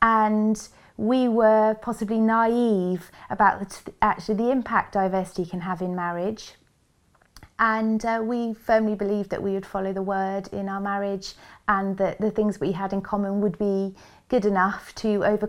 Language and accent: English; Wales, United Kingdom; And I was raised by two Welsh parents in Wales with two sets of Welsh grandparents, and I was not exposed to much diversity at all in my upbringing.